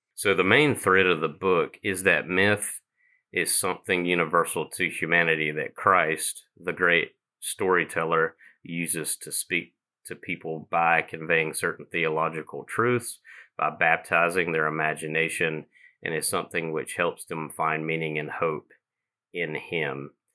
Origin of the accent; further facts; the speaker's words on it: Eastern North Carolina, United States; moved away as an adult; now in Black Mountain, United States; I am originally from Eastern North Carolina